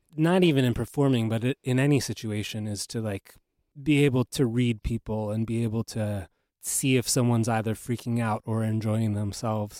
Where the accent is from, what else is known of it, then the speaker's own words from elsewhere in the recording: Los Angeles, California, United States; moved away; also born or lived in New York; I grew up in Los Angeles